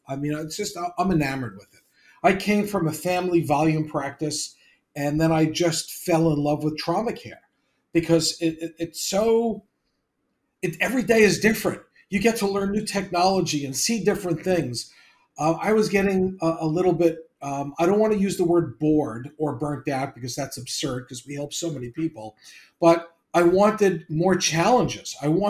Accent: New York, United States; I'm from New York and Long Island

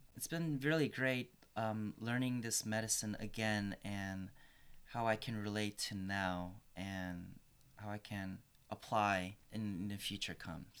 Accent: Northern Virginia, United States; moved away as an adult; also born or lived in Korea; now in Portland, United States; I'm from Northern Virginia area, so DC area, the greater DC, Maryland, Virginia, that urban area

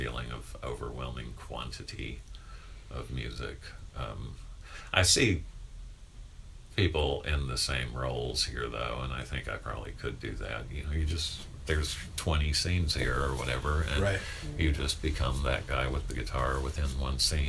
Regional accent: South Carolina, United States; moved away as an adult; also born or lived in Cincinnati; now in Chicago, United States; I grew up in South Carolina.

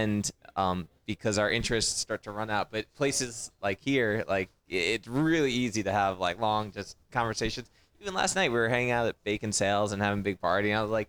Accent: Long Island, New York, United States; moved away as an adult; I grew up on Long Island. Both of us grew up like power boating

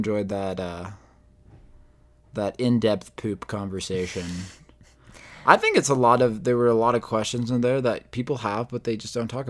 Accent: Jerusalem, Jerusalem District, Israel; born there; I was born in Jerusalem in 2003, which was during the second Intifada.

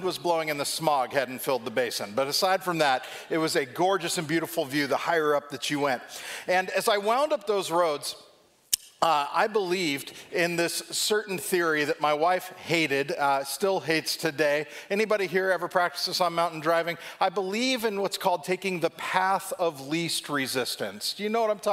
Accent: Southern California, United States; moved away as an adult; now in Ohio, United States; Growing up in Southern California

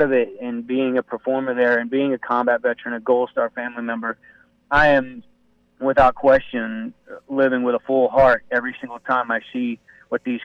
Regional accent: Inverness, Florida, United States; moved away as an adult; now in Nashville, United States; I graduated from a small town, West Central Florida, Inverness, at Citrus High School, and went in the Army at 18

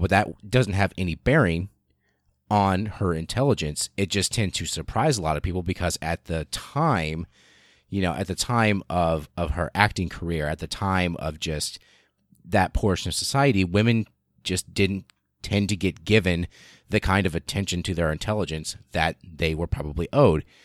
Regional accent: the middle of the United States, Midwest, United States; almost literally in the middle of the United States, and I was born and raised here. I am American

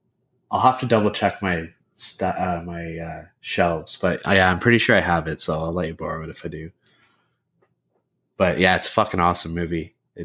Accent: Canada; As a Canadian

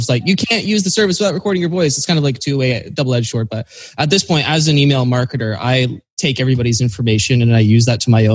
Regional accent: Canada; I'm Canadian.

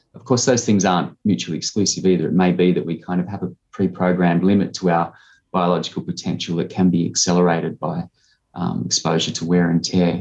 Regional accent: Harden, New South Wales, Australia; also born or lived in Murrumbidgee Irrigation Area, New South Wales; now in South Australia, Australia; I grew up on a sheep farm uh, near Harden, which is a small town in southern New South Wales

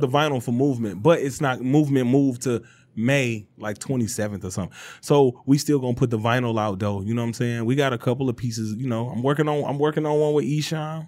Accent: Detroit, Michigan, United States; I'm from Detroit.

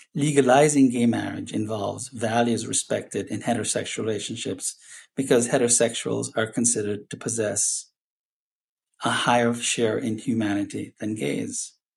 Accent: Jamaica; I'm Jamaican

